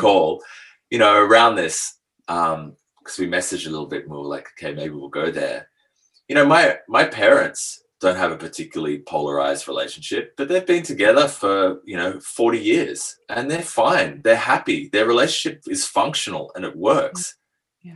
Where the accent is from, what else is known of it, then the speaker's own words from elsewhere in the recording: Australia; also born or lived in France / Asia; I was born in France, but grew up in Australia.